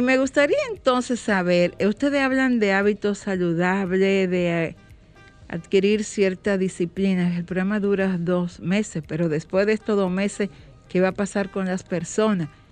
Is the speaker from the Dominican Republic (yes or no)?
yes; Dominican Republic; vivir con orgullo que somos dominicanos, que nacimos en esta tierra